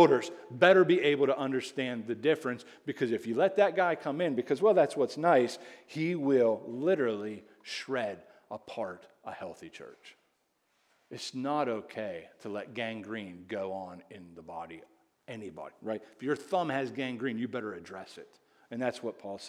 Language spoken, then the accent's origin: English; Indiana, Pennsylvania, United States; I'm from Indiana, PA.